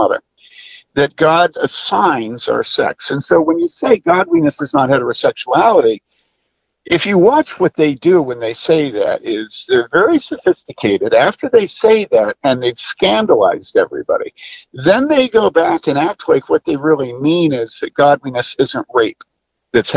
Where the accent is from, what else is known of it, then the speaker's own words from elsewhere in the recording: Wheaton, Illinois, United States; I grew up in Wheaton in the 60s and 70s